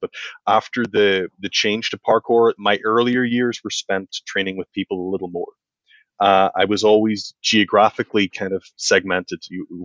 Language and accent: English; County Donegal, Ireland; now in Belfast, United Kingdom; I grew up in Northern Donegal in Southern Ireland